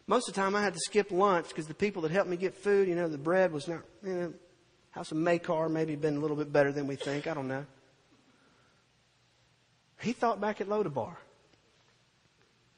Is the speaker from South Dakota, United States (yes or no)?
no; Purvis, Mississippi, United States; moved away as an adult; now in Gulfport, United States; I graduated high school from Purvis, Mississippi